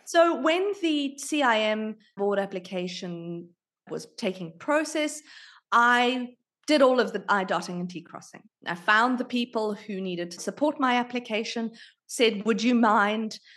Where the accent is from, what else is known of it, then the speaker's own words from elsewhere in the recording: South Africa; also born or lived in United Kingdom; now in Australia; I was born in South Africa. I lived in the U K for thirteen years